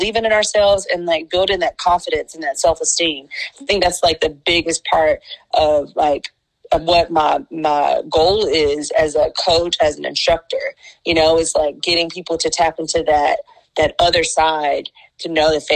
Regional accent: Picayune, Mississippi, United States; I am from the beautiful state of Mississippi, born and raised in Picayune

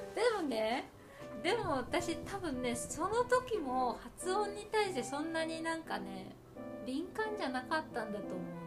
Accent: Japan; accent: Japanese accent; moved away as an adult; now in Canada; 私がさ日本語アクセントが最終的に多少残っちゃうと思うんだけど

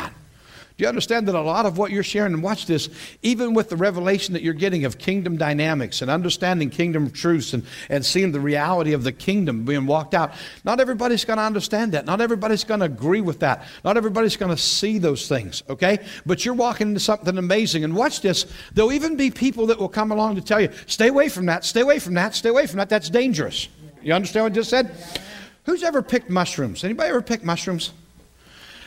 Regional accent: western Pennsylvania, United States; also born or lived in Allentown, Pennsylvania / Battle Creek, Michigan; now in south central Pennsylvania, United States; I grew up in western Pennsylvania.

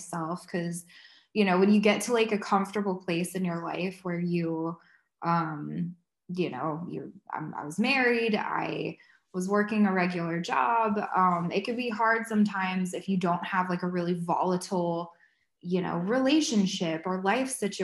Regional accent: Georgia, United States; moved away as an adult; also born or lived in Athens, Georgia / St. Simons Island, Georgia / Nashville, Tennessee; I'm originally from Georgia, went to UGA, lived in St. Simon for a couple years, and then moved up to Nashville

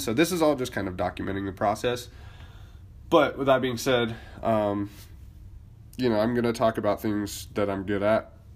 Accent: Boise, Idaho, United States; moved away; I am originally from Boise, Idaho

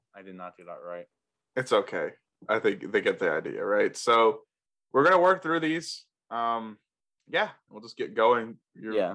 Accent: the Carolinas, United States; as a kid, like growing up in the Carolinas, we didn't get snow a lot

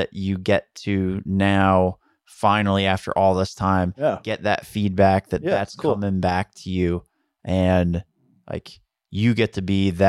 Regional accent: Long Island, New York, United States; I grew up on Long Island where it was like

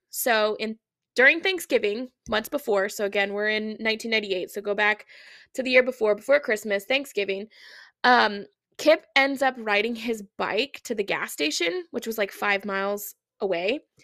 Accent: Oregon, United States; growing up in Oregon

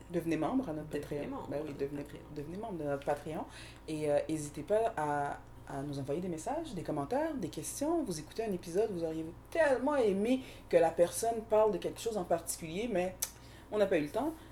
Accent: Haiti; Mais moi, mes deux parents euh, sont haïtiens. Alors, euh, je suis originaire d'Haïti.

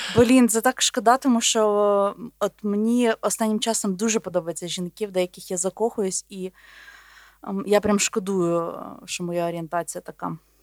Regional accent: Volhynia, Volyn Oblast, Ukraine; also born or lived in Podolia; я народилась на Волині. Але я вважаю себе волинянкою і подолянкою, тому що мій батько з Поділля, а мама з Волині.

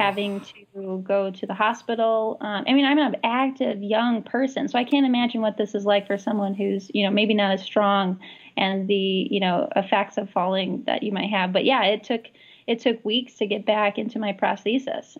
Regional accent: Great Lakes, United States; also born or lived in Minnesota / Michigan; now in Seattle, United States; growing up in the Great Lakes, being in Minnesota and Michigan.

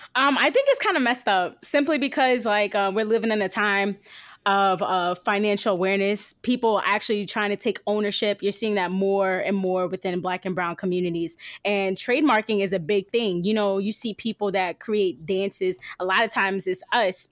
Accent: New Jersey, United States; also born or lived in Virginia; now in Indianapolis, United States; I'm from New Jersey

